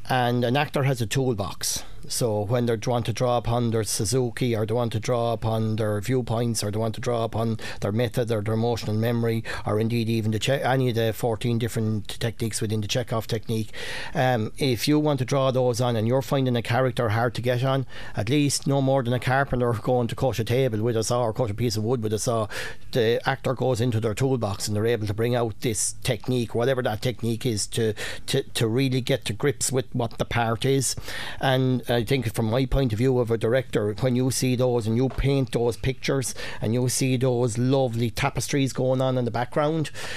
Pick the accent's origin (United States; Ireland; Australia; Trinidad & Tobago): Ireland; Coon and Muckalee, Kilkenny, Leinster; we're from Coon and Muckalee